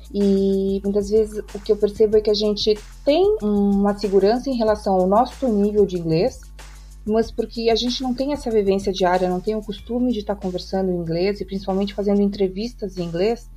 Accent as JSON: {"language": "Portuguese", "region": "Rio Grande do Sul", "country": "Brazil", "moved": "as an adult", "lives_now": "Portugal", "said": "eu sou gaúcha, mas eu moro em Portugal desde 2019"}